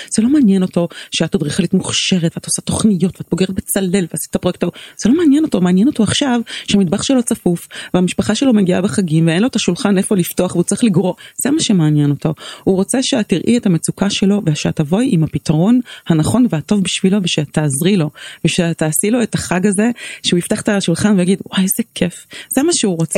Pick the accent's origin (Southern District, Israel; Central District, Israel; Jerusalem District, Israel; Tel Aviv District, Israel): Tel Aviv District, Israel; Tel Aviv; born or raised there